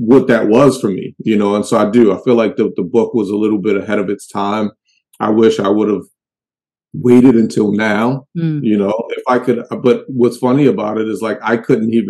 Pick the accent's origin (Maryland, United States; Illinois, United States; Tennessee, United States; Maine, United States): Maryland, United States; Baltimore; I'm from Baltimore, like the real Baltimore.